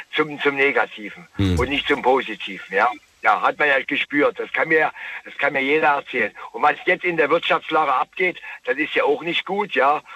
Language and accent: German; Kobern-Gondorf, on the Moselle, Rhineland-Palatinate, Germany; Ich komme aus Gobergondorf, an der Mosel unten her